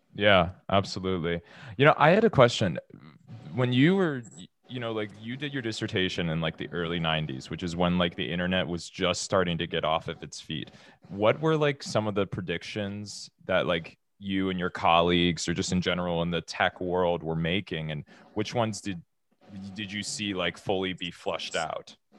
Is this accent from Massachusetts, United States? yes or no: no; Cincinnati, Ohio, United States; from the University of Cincinnati, my hometown